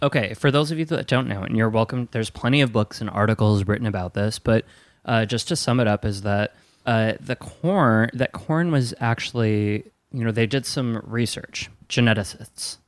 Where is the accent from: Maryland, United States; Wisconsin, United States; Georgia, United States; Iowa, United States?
Wisconsin, United States; I'm from Wisconsin